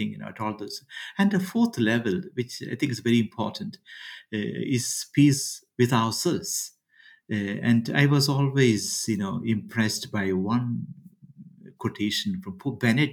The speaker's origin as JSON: {"language": "English", "country": "India", "said": "I come from India"}